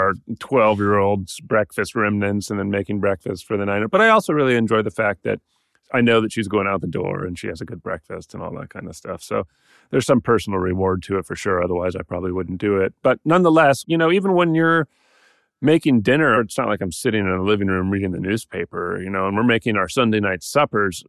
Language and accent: English; Atlanta, Georgia, United States; I grew up in Atlanta